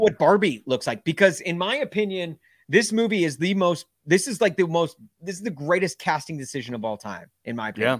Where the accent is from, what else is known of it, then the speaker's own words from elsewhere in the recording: Nashville, Tennessee, United States; growing up in Nashville